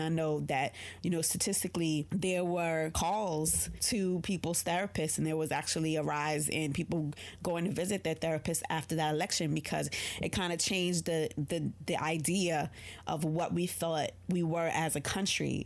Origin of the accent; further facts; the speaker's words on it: New York City, New York, United States; I'm a New Yorker